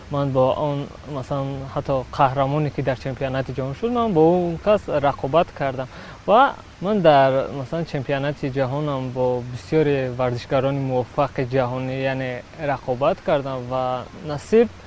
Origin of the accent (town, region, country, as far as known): Shahrtuz District, Khatlon, Tajikistan; born or raised there; also born or lived in Dushanbe